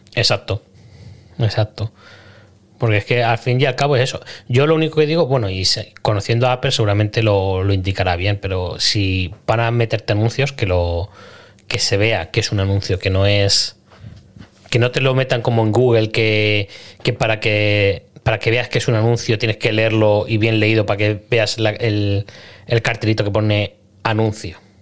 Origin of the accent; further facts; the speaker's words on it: Spain; yo soy español